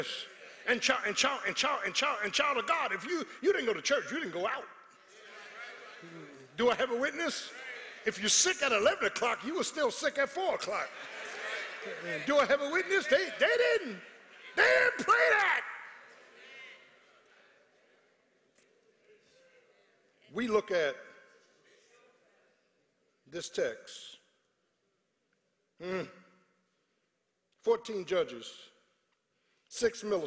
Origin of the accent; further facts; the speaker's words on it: Philadelphia, Pennsylvania, United States; when I was growing up in South Philly